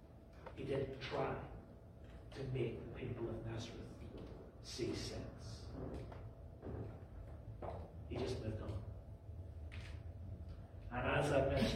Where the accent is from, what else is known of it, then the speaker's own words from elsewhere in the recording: Belfast, Northern Ireland, United Kingdom; moved away; growing up in Belfast